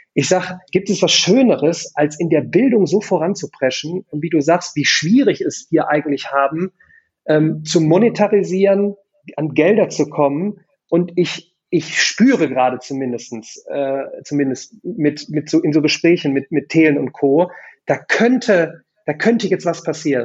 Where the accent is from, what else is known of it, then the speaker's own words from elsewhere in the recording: Remscheid, North Rhine-Westphalia, Germany; in der wunderschönen Stadt Remscheid, meiner Heimat.